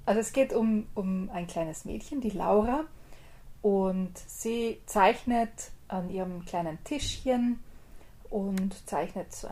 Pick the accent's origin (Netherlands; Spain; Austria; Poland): Austria; aber ich als Österreicherin habe ich gar nicht lang nachgedacht oder was anderes gesucht, sondern bin gleich zu Österreich gegangen.